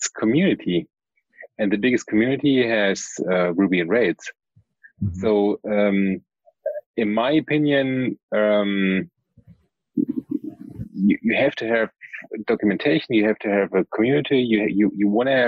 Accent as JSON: {"language": "English", "country": "Germany", "said": "I'm from Germany."}